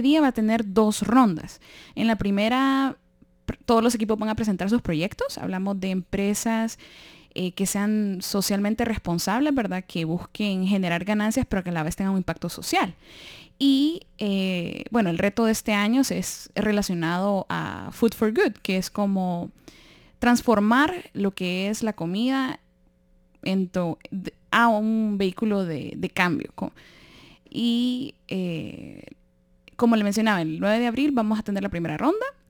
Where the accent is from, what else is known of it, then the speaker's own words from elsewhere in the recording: Honduras; moved away; de Honduras